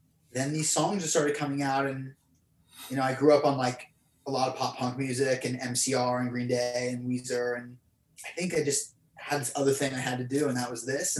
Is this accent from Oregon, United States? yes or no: yes; Portland, Oregon, United States; I was born in Portland, Oregon, and I grew up playing in a bunch of punk rock bands